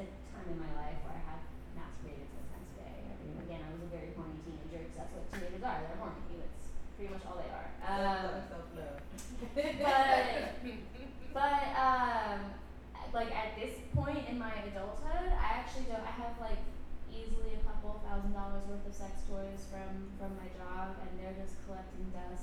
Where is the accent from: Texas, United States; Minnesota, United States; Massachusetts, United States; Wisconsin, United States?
Texas, United States; I was growing up in Texas